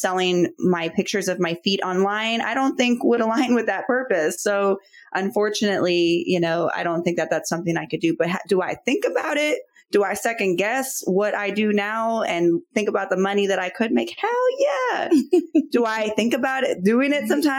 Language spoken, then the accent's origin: English; Chicago, Illinois, United States; I'm from Chicago